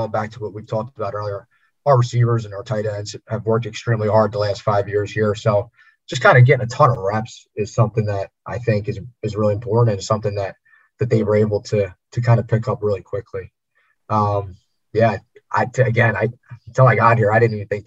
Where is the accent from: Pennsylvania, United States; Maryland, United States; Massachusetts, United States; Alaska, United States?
Pennsylvania, United States; Philadelphia; where I grew up in Northeast Philadelphia